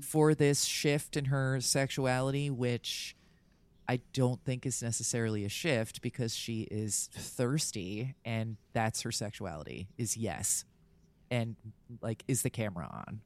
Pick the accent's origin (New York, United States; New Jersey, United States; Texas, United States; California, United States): New Jersey, United States; I'm from Jersey